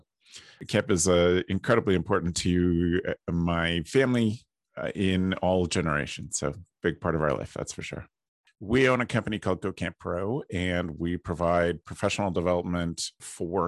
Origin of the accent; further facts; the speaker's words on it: Ontario, Canada; I am based out of Ontario, Canada, and I grew up at camp here